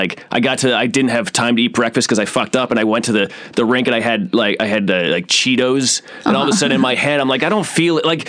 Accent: Easthampton, Massachusetts, United States; where I grew up in Southampton, East Hampton, Massachusetts

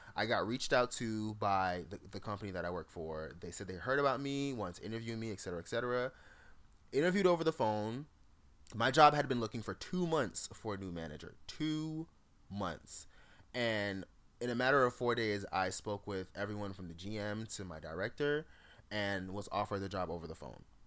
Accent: Jamaica; moved away; As a Jamaican, I have tons of family that's just worked in hotels.

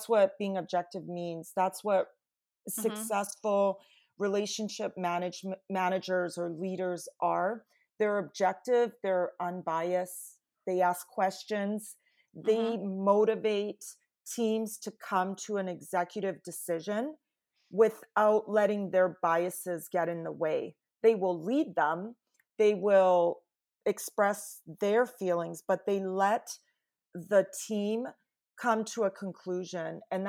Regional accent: Canada; And my background, I'm Italian Canadian, is mm-hmm. very different culturally than the team I had inherited.

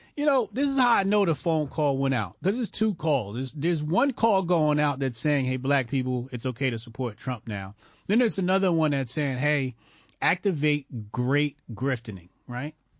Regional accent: New Jersey, United States; This is New Jersey. This is my home state.

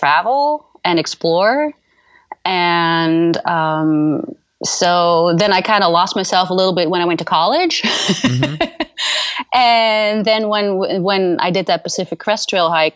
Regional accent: Netherlands; English is a second language; moved away as an adult; also born or lived in California; now in United States; I'm from Holland originally.

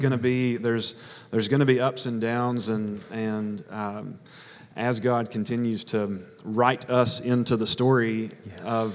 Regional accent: Hattiesburg, Mississippi, United States; moved away as an adult; I'm from Hattiesburg. I've been there for 34 years. South Mississippi

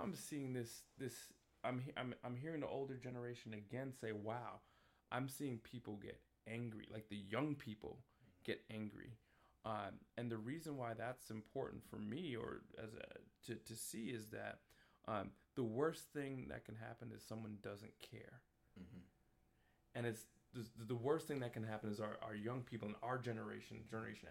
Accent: New York City, New York, United States; moved away as an adult; also born or lived in Washington, D.C.; now in Waterbury, United States; I grew up in Queens, New York, went to school in Manhattan

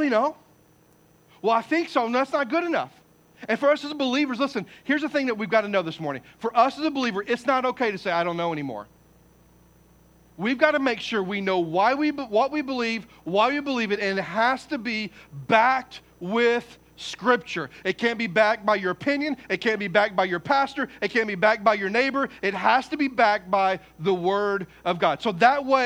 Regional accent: Poplar Bluff, Missouri, United States; moved away; I'm from Poplar Bluff, Missouri. I mean, I'm not saying we're backwoods, because we're not

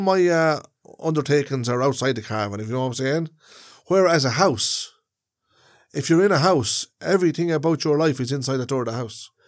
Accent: Ireland; travelers are a part of Irish society. They are, we are Irish people

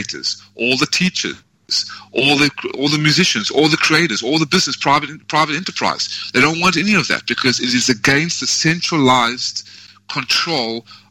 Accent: South Africa; now in United States; I always will have that birth of South Africa

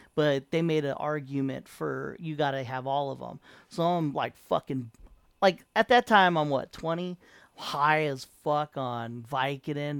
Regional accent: San Diego, California, United States; moved away as an adult; I came from San Diego

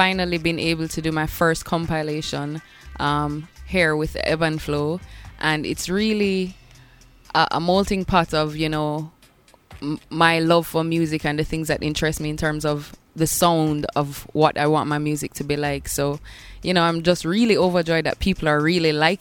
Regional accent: Bull Bay, Saint Andrew, Jamaica; growing up in Bull Bay, I had a next-door neighbor who collected records

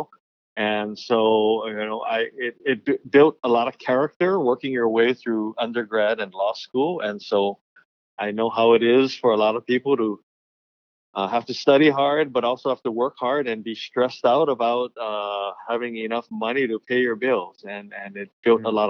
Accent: Honolulu, Hawaii, United States; So I was born on Oahu, raised on Oahu, in the Hawaii Kai area

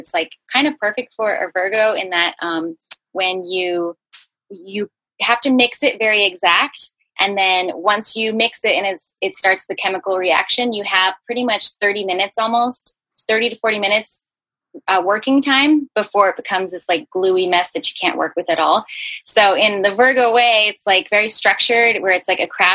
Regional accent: San Diego, California, United States; also born or lived in Hawaii / Portland; I live in San Diego. I've been here for most of my life, except for a short little stint in that I lived in Portland for a little while, just like 6 months or so. And I was born in Hawaii, actually.

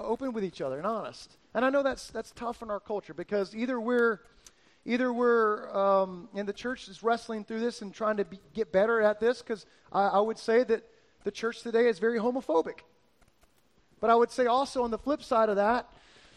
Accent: South Florida, United States; moved away; I grew up in South Florida with my dad

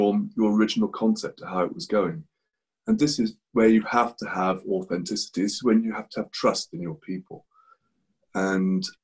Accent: England, United Kingdom; moved away as an adult; now in Spain; I'm English.

